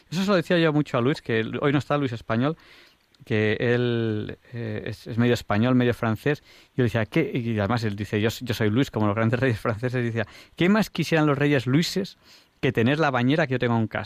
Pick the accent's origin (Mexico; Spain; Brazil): Spain; Catalonia; born there; he nacido en Cataluña, pero soy casi de Fuente Milanos.